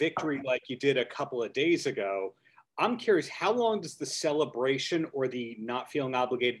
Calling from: Long Beach, New York, United States; I'm dialing in from Long Beach, New York.

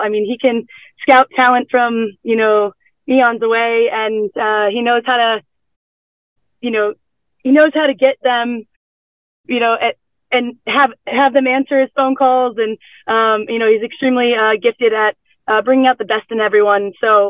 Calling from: Chula Vista, California, United States; This car is parked in the backfield of the Chula Vista Elite Athlete Training Center in California.

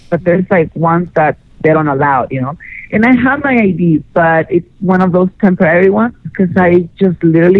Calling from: Los Angeles, California, United States; Hey, gorgeous. … I'm calling from L.A.

